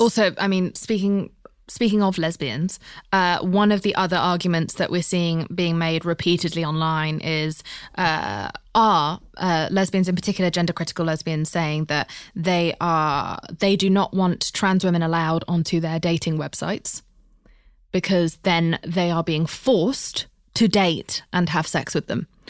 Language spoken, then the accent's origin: English; United Kingdom; I'm British